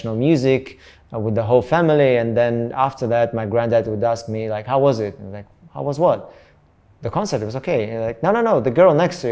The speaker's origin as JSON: {"language": "English", "region": "North Caucasus", "country": "Russia", "second_language": "English", "said": "I'm from Caucasus, the south of Russia."}